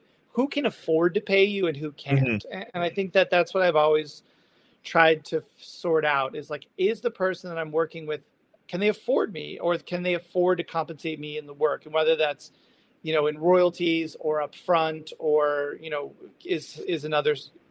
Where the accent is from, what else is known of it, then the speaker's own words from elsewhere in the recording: United States; also born or lived in New York; now in Portland, United States; as an American